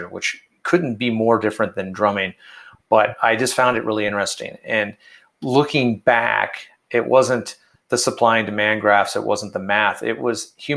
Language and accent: English; Detroit, Michigan, United States; now in Colorado, United States; I grew up in Detroit.